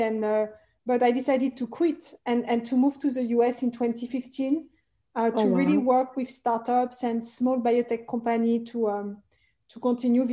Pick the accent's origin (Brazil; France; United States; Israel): France; Paris, Île-de-France; I'm originally French. I was born and raised in Paris, France